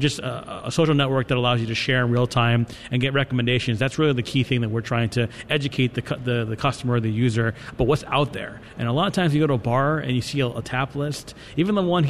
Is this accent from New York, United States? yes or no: yes; New York, United States; I'm from New York